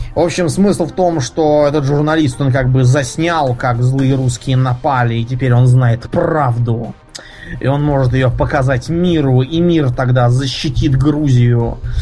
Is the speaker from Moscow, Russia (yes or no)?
yes; Moscow, Russia; из Москвы